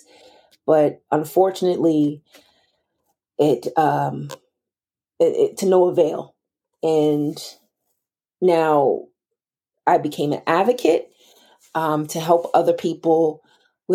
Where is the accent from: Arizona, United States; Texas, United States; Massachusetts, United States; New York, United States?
Massachusetts, United States; Boston; I'm from Boston, Massachusetts